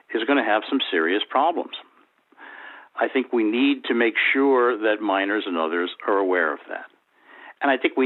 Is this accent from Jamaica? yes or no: no; New York City, New York, United States; I grew up in New York City